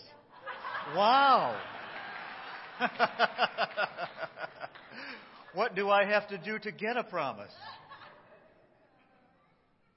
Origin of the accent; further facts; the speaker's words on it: New York, United States; I'm from New York